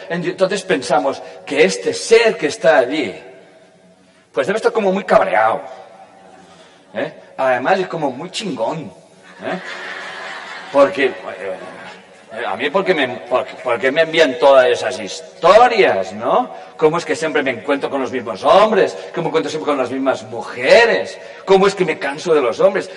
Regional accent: Catalonia, Spain; yo pertenezco, nací, la conciencia sabrá, en un país que se llama España y en una comunidad autónoma que se llama Cataluña.

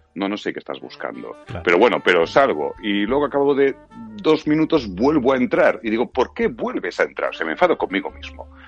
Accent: Catalonia, Spain; soy catalán

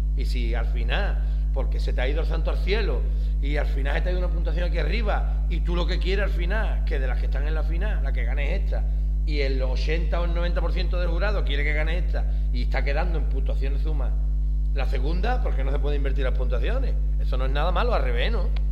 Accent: Huelva, Andalusia, Spain; soy de huerva

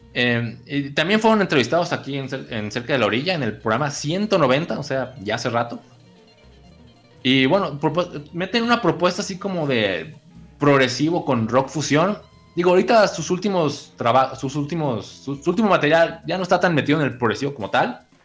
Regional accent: Guadalajara, Jalisco, Mexico; yo no soy de Colima, pues soy de Guadalajara

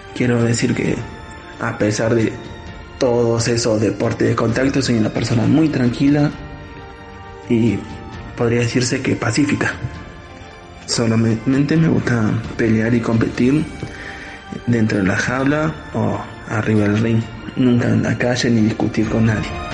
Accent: Argentina; accent: Argentine; moved away as an adult; now in Aldearrubia, Spain; Como verán por mi acento, soy argentino

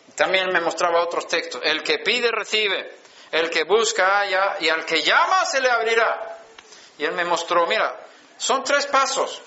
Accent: Sweden; moved away; Yo estaba en Suecia, nací en Suecia

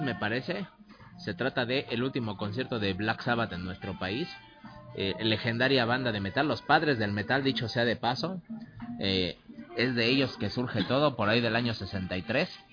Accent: Mexico; Aún como mexicano

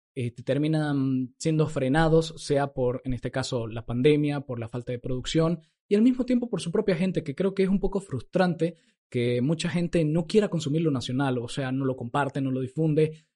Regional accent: Santa Cruz, Bolivia; nosotros los cruceños, los bolivianos

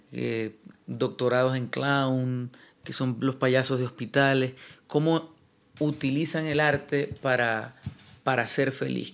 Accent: Maracaibo, Zulia, Venezuela; moved away as an adult; now in Madrid, Spain; mi ciudad natal, Maracaibo

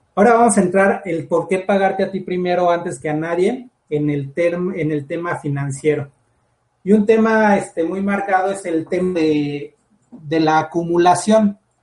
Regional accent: Mexico; Lo que necesitamos como todos mexicanos

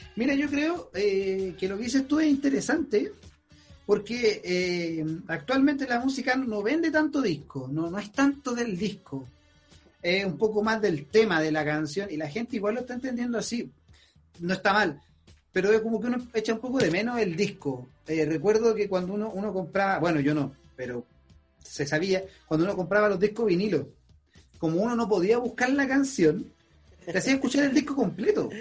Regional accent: Chile

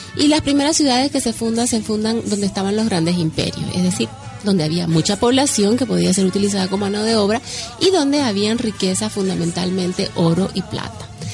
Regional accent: Bolivia; unos somos ah, bolivianos

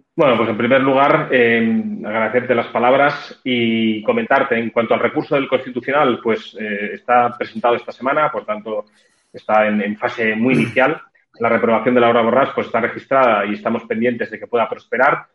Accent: Catalonia, Spain; como muchísimos catalanes

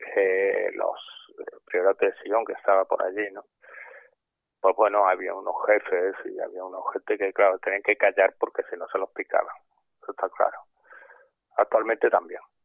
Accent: Córdoba, Andalusia, Spain; yo soy de Córdoba

